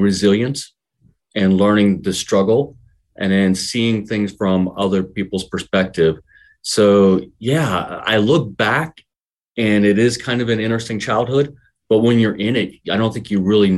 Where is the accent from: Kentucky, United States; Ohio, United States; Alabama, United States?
Ohio, United States; Milford; I grew up in Milford, small family, mother and father and a brother